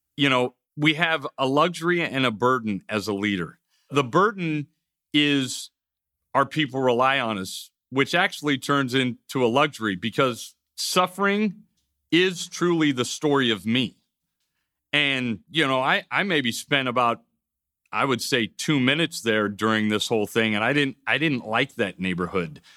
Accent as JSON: {"language": "English", "country": "United States", "said": "as an American society"}